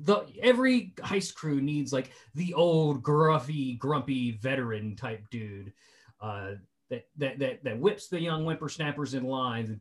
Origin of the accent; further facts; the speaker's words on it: West Virginia, United States; I'm the guy from West Virginia that does things for nothing